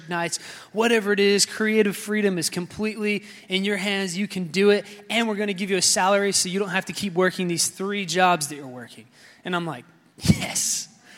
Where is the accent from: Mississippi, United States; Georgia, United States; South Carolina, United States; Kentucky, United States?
South Carolina, United States; moved away as an adult; also born or lived in West Palm Beach, Florida; now in Florida, United States; I am originally from South Carolina. I moved here in 2010, so 9.5 years ago